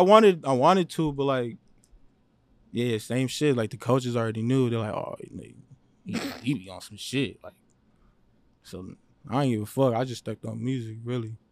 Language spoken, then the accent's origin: English; Los Angeles, California, United States; I was born in Los Angeles. I lived all over Los Angeles.